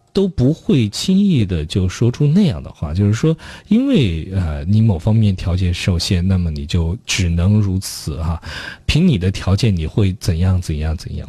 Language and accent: Chinese; Chongqing, China; 在重庆生活这么多年，作为一个土生土长的同， 重庆人